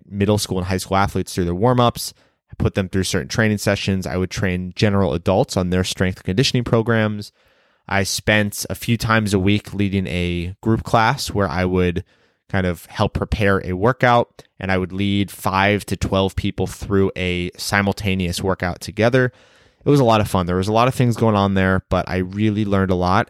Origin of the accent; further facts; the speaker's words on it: Rockville, Maryland, United States; moved away as an adult; I was born and raised in Rockville, Maryland, a small town about twenty minutes from Washington, D C. I lived there for my first eighteen years